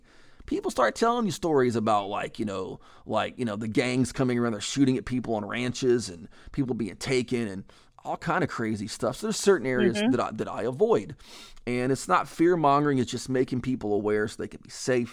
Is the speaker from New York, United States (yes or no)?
no; Texas, United States; I'm from Texas